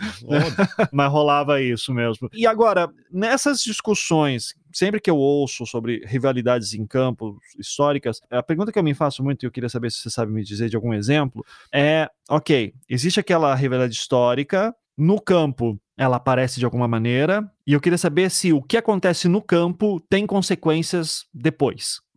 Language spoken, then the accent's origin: Portuguese; Brazil; para mim, como brasileiro